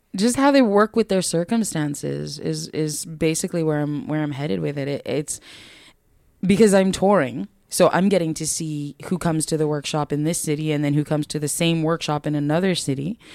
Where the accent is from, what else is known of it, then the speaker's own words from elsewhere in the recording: New York, United States; moved away; I'm from New York originally